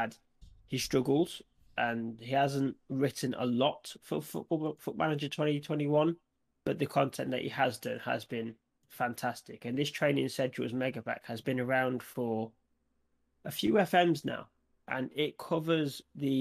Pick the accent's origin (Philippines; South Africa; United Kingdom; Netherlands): United Kingdom; I'm from the Midlands